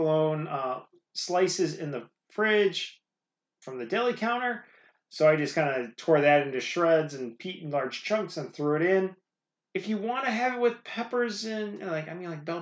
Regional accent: Midwest, United States; I grew up in the Midwest, not far from Chicago.

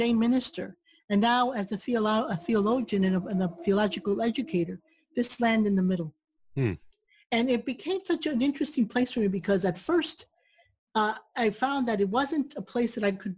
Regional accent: New York City, New York, United States; also born or lived in Cuba; now in Texas, United States; I grew up in New York City, and I came from Cuba when I was 3 years old.

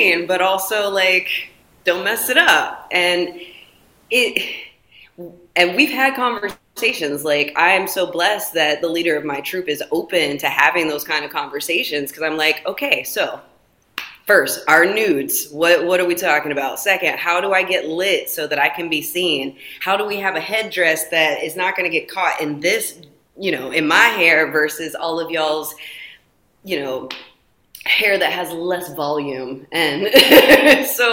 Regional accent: the Carolinas, United States; now in Oakland, United States; I'm originally from the South. I grew up in the Carolinas

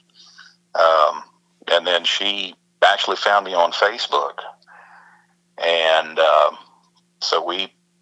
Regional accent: Roanoke, Virginia, United States; I'm originally from Virginia

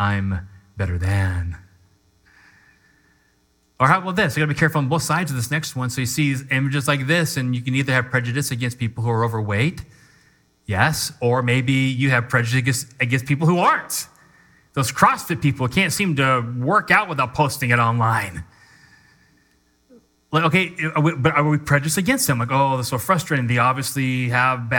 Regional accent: United States; I'm an American

